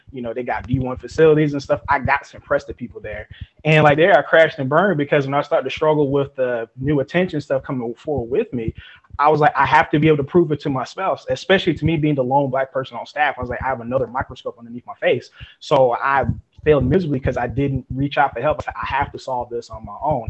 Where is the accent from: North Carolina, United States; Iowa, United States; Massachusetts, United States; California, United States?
North Carolina, United States; Fayetteville; now in LaGrange, United States; I'm originally from Fayetteville, North Carolina.